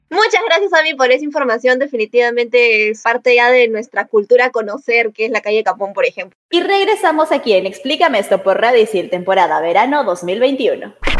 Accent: Peru; acá todos los peruanos somos

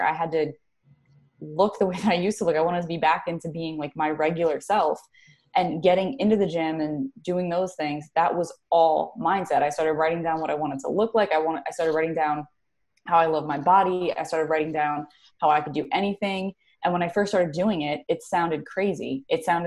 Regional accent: New Jersey, United States; moved away as an adult; also born or lived in Carolina; I am based out of currently New Jersey. I'm from New Jersey, but I did live in Carolina for like 10 years

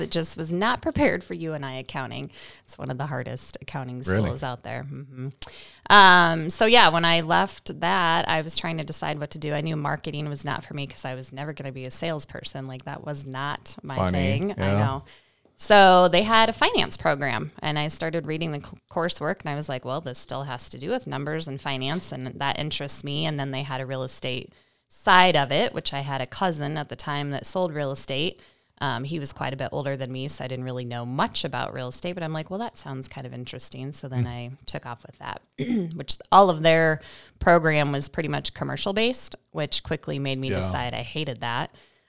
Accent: Liscum, Iowa, United States; North of Marshalltown, so a little town called Liscum that most people would not probably know.

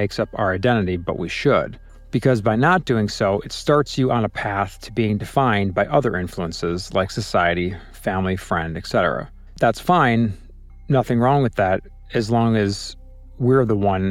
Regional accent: Chicago, Illinois, United States; I'm from Chicago, but consider myself a citizen of the world because I've lived, worked, played, and traveled to over 75 countries

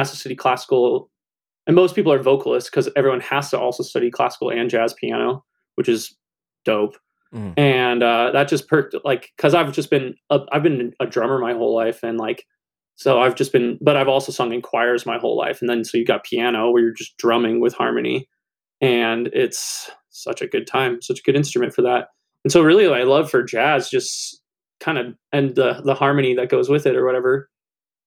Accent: Colorado, United States; now in Iowa, United States; I'm originally from Colorado and I live in Iowa now

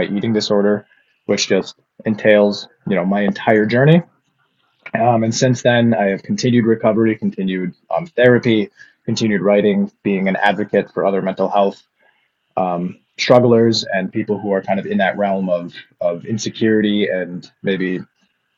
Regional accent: Upper Peninsula of Michigan, United States; moved away as an adult

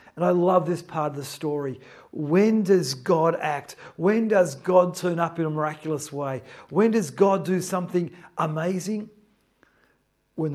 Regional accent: Newcastle, New South Wales, Australia; now in Melbourne, Australia; I grew up in Newcastle. I lived near the ocean.

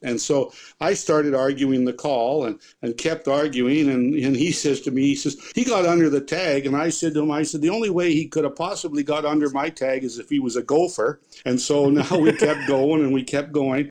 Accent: Binscarth, Manitoba, Canada; my hometown of Binskarth

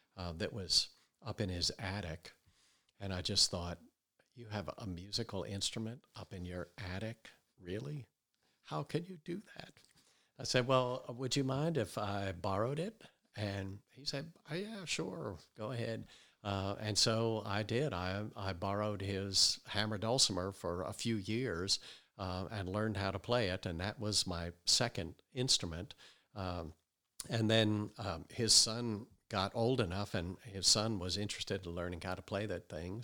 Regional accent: Wayne, Pennsylvania, United States; I grew up outside of Philadelphia, uh, in Wayne, Pennsylvania.

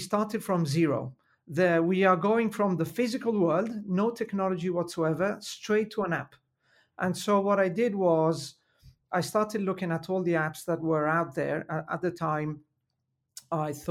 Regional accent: Milan, Lombardy, Italy; accent: Italian; English is a second language; I was in Milan, where I was born and raised. So I have to mention my Italian accent is due to the fact that I was born and raised in Italy

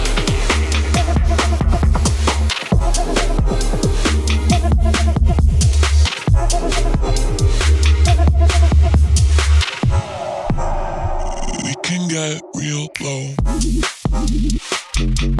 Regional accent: Stoke-on-Trent, West Midlands, United Kingdom; moved away; I'm from Stoke originally.

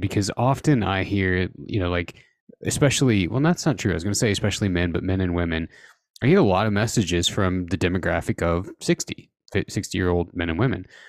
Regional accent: Southern Indiana, United States; I'm from Southern Indiana

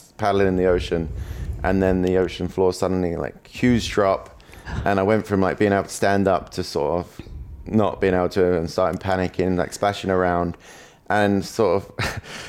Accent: England, United Kingdom; first language English; being English

